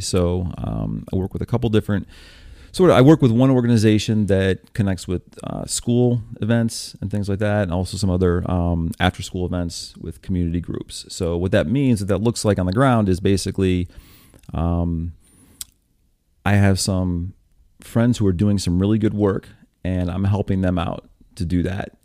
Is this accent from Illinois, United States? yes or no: no; upstate New York, United States; moved away as an adult; also born or lived in Buffalo / Syracuse / Hoboken / Lancaster; I'm from New York State